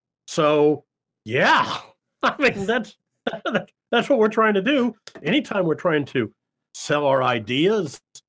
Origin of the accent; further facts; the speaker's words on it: Davenport, Iowa, United States; We had in where I grew up in Davenport, Iowa, we had a children's theater, which was children putting on productions.